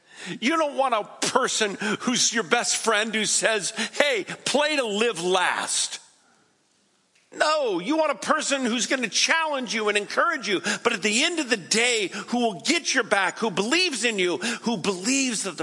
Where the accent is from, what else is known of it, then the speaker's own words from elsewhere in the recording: West Coast, United States; I'm from the West Coast